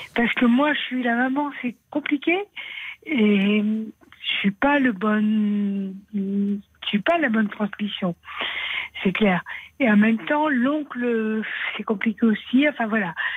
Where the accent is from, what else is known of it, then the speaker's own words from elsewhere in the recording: Aveyron, Occitania, France; je suis de l'Aveyron.